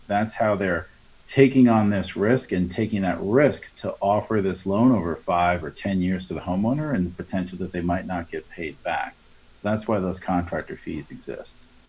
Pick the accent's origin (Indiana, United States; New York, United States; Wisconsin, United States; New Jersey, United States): New York, United States; Long Island; I'm from Long Island